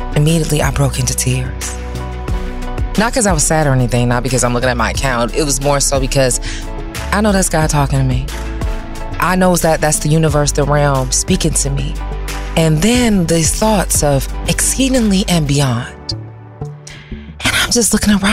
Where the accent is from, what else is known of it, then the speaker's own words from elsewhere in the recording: Detroit, Michigan, United States; moved away as an adult; also born or lived in Washington, D.C. / New York; now in California, United States; I'm from Detroit.